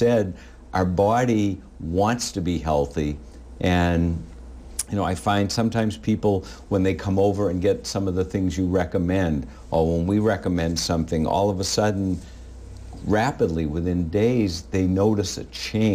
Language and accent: English; Winthrop, United States; I grew up in Winthrop